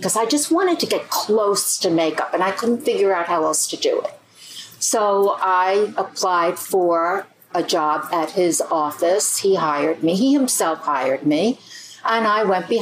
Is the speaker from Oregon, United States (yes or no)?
no; New York City, New York, United States; I grew up very close to New York City on Staten Island.